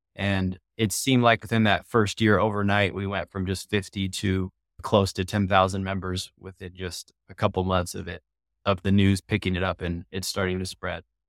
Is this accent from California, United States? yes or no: yes; Southern California, United States; I grew up in Southern California is where I grew up